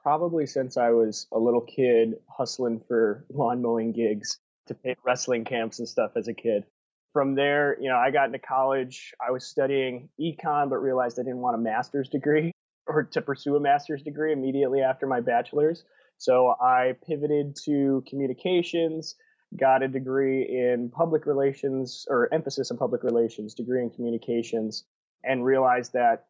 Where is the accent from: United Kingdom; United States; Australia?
United States; Wisconsin; moved away as an adult; And then when I graduated college, I moved from Southern Wisconsin to Southern California